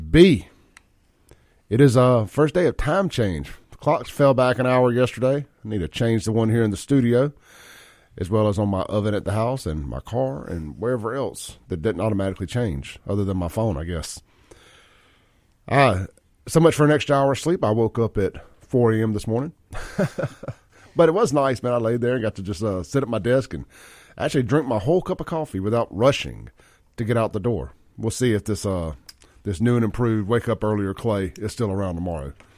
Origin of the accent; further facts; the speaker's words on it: Jackson, Mississippi, United States; I grew up out in South Jackson, Byram, that area